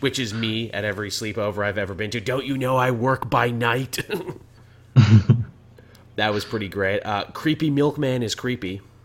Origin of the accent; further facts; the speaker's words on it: Canada; as a Canadian